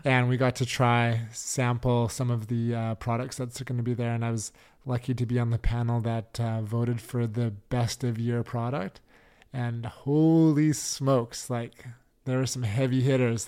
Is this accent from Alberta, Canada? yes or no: no; Richmond, British Columbia, Canada; growing up in Richmond, like, big Asian community